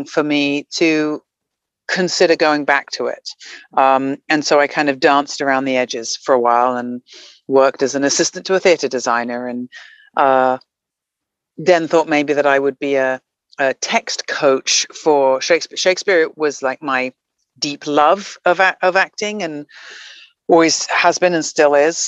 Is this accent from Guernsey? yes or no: yes; Guernsey; moved away; I'm from a little island called Guernsey, which is off the coast of France and England, kind of between France and England, in the Channel Islands. My parents are English. And so I was born there, grew up